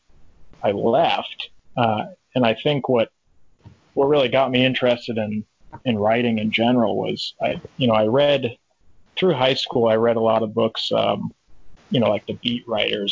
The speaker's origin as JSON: {"language": "English", "region": "northwestern Connecticut", "country": "United States", "tie": "born or raised there", "said": "up to the tip of Connecticut, it's about, you know, 95% wooded. So that's the town I grew up"}